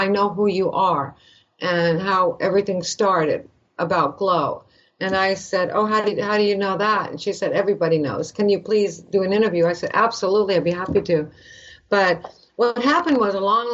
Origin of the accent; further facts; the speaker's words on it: Canada; moved away; I'm from Canada